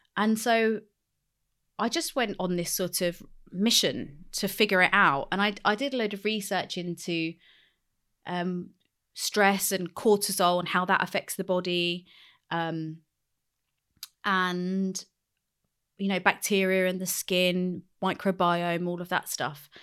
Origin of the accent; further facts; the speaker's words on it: London, United Kingdom; I grew up in West London